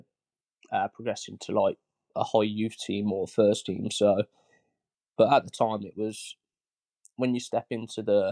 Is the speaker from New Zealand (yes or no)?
no; Bedworth, West Midlands, United Kingdom; I'm from Bedworth